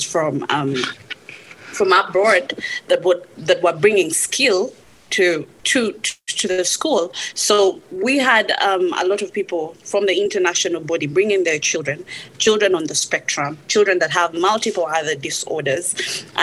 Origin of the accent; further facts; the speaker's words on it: Uganda; moved away as an adult; I come from Uganda